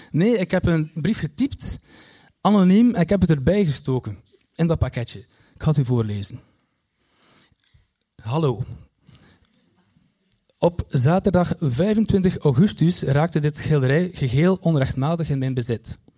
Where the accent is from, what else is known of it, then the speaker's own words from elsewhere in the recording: Kortrijk, West Flanders, Belgium; Want ja, ik kom uit Kortrijk en, en Kortrijk is zo groot dus ja, je kunt raden.